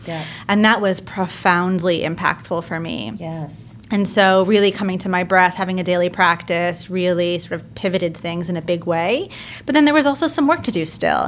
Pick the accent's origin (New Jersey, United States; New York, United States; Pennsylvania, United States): New Jersey, United States; moved away as an adult; also born or lived in London, United Kingdom; now in Brooklyn, United States; I was born in London, grew up in New Jersey, and now I reside in Brooklyn